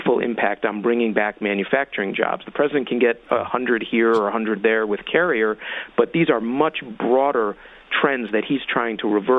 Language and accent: English; Illinois, United States; I'm from Illinois